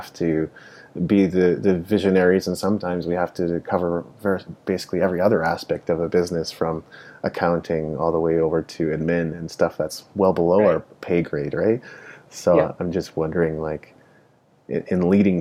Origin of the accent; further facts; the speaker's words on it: Japan; English is a second language; I grew up in Japan, so my fluency in English at the time wasn't very good